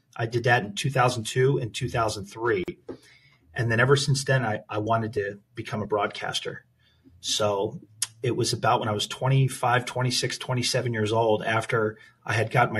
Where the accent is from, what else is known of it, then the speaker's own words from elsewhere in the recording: Philadelphia, Pennsylvania, United States; moved away as an adult; also born or lived in Minneapolis, Minnesota / Phoenix, Arizona / Prescott Valley, Arizona / New York; now in Pittsburgh, United States; I'm born and raised in Philadelphia, Pennsylvania